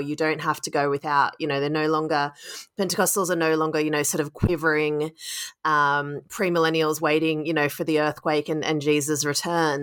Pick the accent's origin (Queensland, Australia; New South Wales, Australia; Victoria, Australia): New South Wales, Australia; Sydney; now in United States / London, United Kingdom; my hometown of Sydney